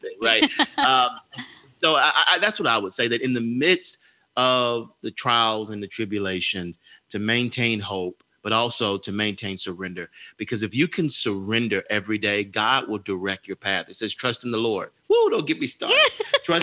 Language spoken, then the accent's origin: English; Atlanta, Georgia, United States; I grew up on Auburn Avenue, right across the street from the Martin Luther King Jr. Center here in Atlanta, Georgia.